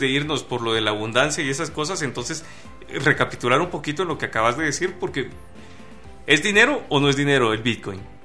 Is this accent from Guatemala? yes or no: yes; Guatemala; los guatemaltecos que no estamos inmersos en este modelo de negocio